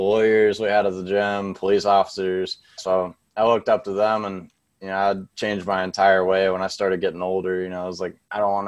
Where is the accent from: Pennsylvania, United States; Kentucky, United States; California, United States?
Kentucky, United States; Louisville; I grew up in the Shively area, which is not a very good area at all